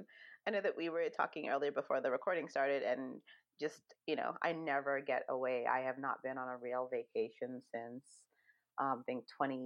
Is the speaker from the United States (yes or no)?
no; Jamaica; born there; It kind of reminds me of home. I was born in Jamaica, but not raised there.